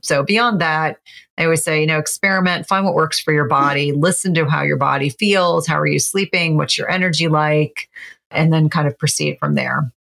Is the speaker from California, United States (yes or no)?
no; New Jersey, United States; I grew up in New Jersey